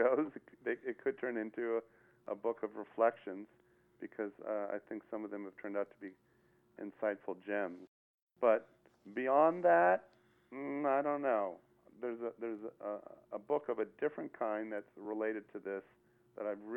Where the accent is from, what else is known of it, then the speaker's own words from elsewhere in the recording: Palo Alto, California, United States; moved away as an adult; now in Las Vegas, United States; I'm from Palo Alto, California. I'm the son of a rabbi. That's where I grew up